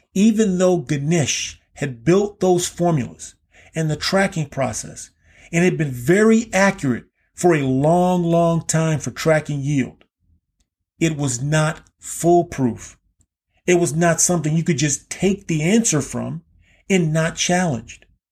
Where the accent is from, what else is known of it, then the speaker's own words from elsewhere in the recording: Key West, Florida, United States; Growing up in Key West, Florida, I lived right kind of on the border of the remnants of formal segregation